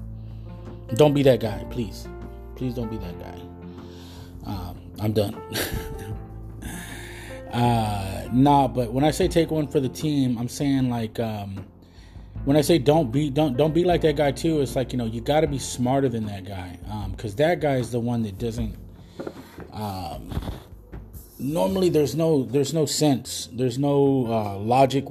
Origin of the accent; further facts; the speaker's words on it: United States; being Mexican American